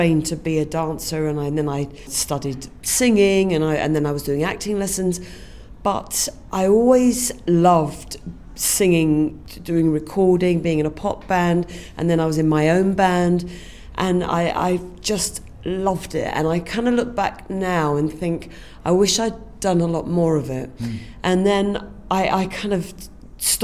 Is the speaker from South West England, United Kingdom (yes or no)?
no; London, United Kingdom; I come from Finchley